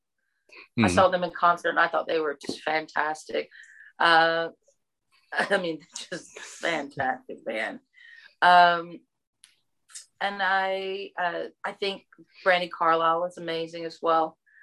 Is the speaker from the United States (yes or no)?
yes; Texas, United States; accent: Southern; you heard that I had the Southern accent and where are you from? Texas.